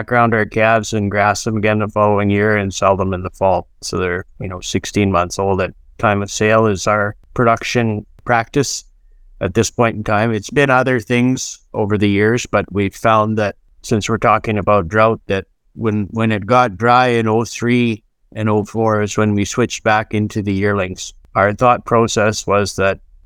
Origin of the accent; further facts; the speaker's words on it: Meadow Lake, Saskatchewan, Canada; I'm a third-generation rancher on the BRC Ranch at Meadow Lake, Saskatchewan.